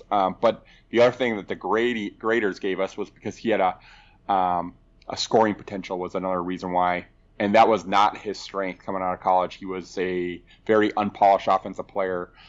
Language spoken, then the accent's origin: English; Kentucky, United States; Um, but yeah, I grew up in Kentucky.